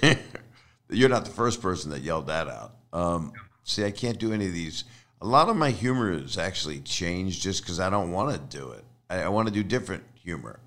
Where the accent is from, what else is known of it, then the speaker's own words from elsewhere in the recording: Philadelphia, Pennsylvania, United States; I am a fool from Philly.